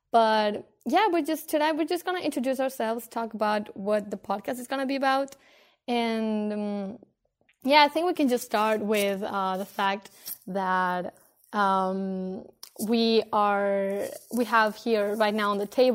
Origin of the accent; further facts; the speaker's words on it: Spain; now in Denmark; I am from Spain